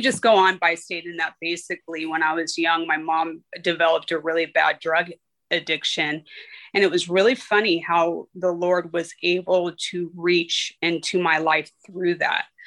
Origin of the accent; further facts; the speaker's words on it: Riverside, California, United States; I was born and raised out here in Riverside, California